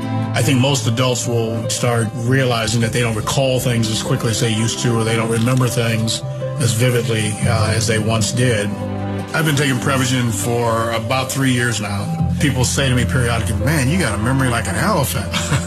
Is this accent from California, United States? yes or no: no; Cleveland, Ohio, United States; I'm 68 years old. I grew up in Cleveland, Ohio.